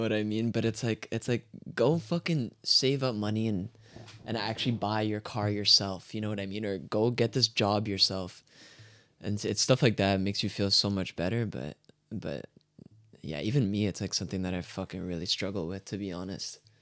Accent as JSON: {"language": "English", "country": "Canada", "tie": "born or raised there", "also_born_or_lived": "France"}